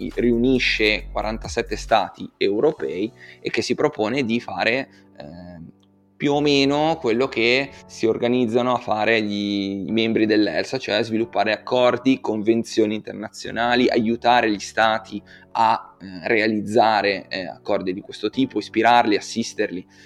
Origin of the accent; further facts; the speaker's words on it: Genoa, Liguria, Italy; come genovese